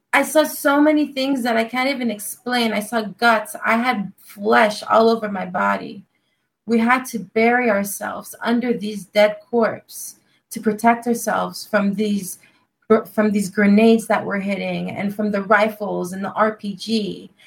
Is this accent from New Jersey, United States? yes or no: no; Los Angeles, California, United States; I'm from Los Angeles, California